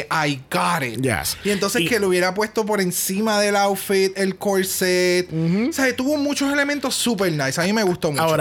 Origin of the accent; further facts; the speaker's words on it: Spain; Sí soy española y en mi canción hablé en español porque esas son mis raíces y soy muy orgullosa de ser española.